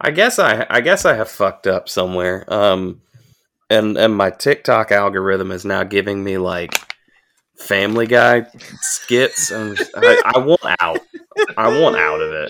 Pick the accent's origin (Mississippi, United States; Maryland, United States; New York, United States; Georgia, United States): Georgia, United States; Augusta; moved away; I grew up in Augusta.